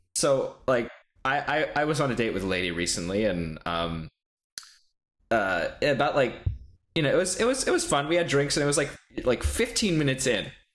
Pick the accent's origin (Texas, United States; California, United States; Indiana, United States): Texas, United States; I'm from Texas